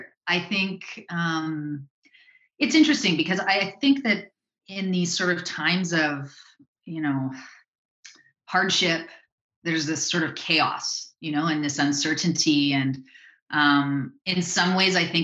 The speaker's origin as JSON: {"language": "English", "town": "Drayton Valley", "region": "Alberta", "country": "Canada", "tie": "born or raised there", "moved": "yes", "lives_now": "Victoria, Canada", "said": "I grew up in Drayton Valley, Alberta."}